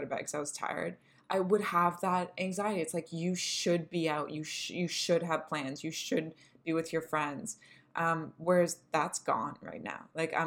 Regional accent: Canada; we're millennials and we're Canadian

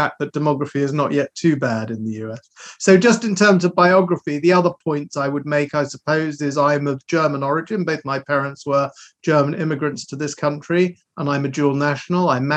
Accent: London, United Kingdom; I am a Londoner by birth. In fact, I was born in a suburb and lived in a suburb of London for my first 18 years, which is very famous in the UK. It's called Wembley

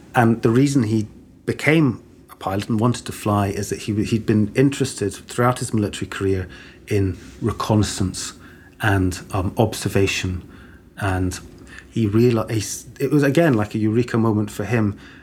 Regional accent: Cambridge, East of England, United Kingdom; also born or lived in Stockholm, Sweden / Edinburgh, Scotland / Aberdeen, Scotland; now in Glasgow, United Kingdom; growing up in Cambridge, it was quite a small city

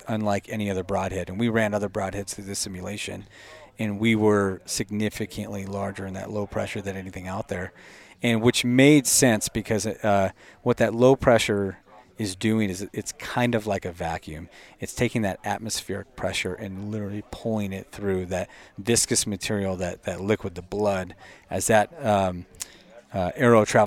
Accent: Boise, Idaho, United States; I'm from Boise

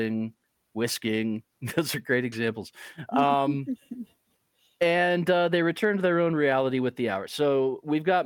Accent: Utah, United States; I'm from Utah

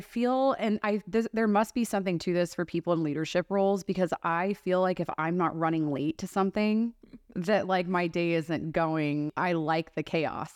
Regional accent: Texas, United States; I grew up in Texas where we're going to, like, you know, deer camps

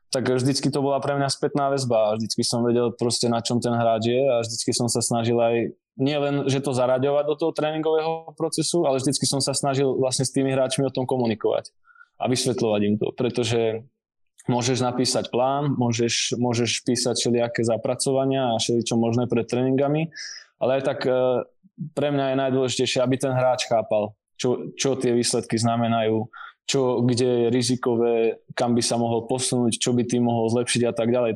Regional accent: Rimavská Sobota, Banská Bystrica Region, Slovakia; moved away as an adult; now in Prague, Czech Republic; ja pochádzam z Rimavskej soboty, kde som v podstate vyrástol

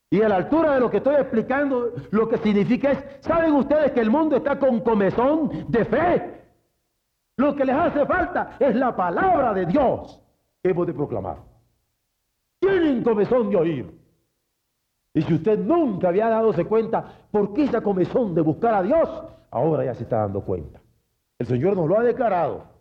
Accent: Mexico; porque soy mexicano y antojado.

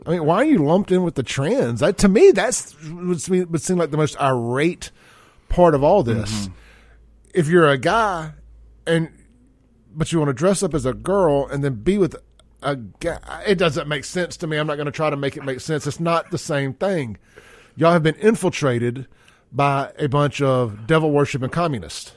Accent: Jackson, Mississippi, United States; growing up in Jackson in the nineties

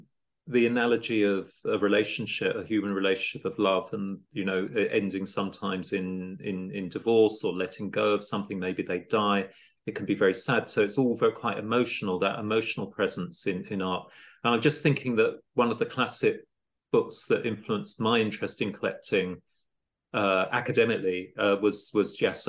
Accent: Italy; moved away as an adult; now in London, United Kingdom; I came to London from Italy as a student in the late 80s, early 90s, and I'm lucky to come from a wealthy background

